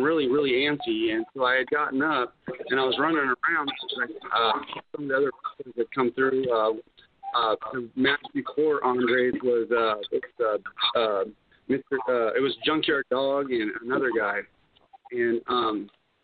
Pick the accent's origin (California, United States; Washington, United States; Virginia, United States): Washington, United States; Seattle; now in Columbia, United States; I'm originally from the West Coast, and my folks up in Seattle, Washington